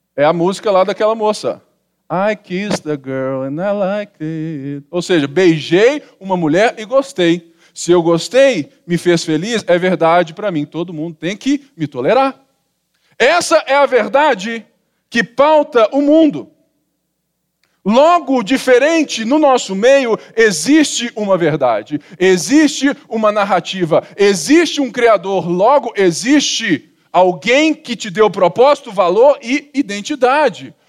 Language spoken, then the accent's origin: Portuguese; Barbacena, Minas Gerais, Brazil; quando eu era menino pequeno, lá em Babacena